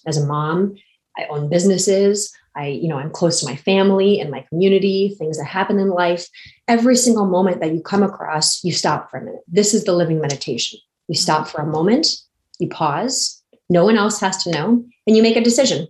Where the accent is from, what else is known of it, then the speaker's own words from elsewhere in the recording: San Diego, California, United States; I grew up basically in San Diego, California.